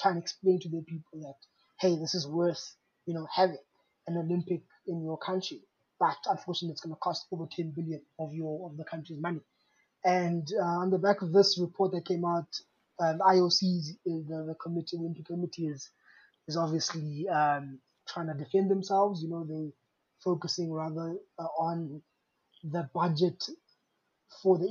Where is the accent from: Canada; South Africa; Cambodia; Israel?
South Africa; as a South African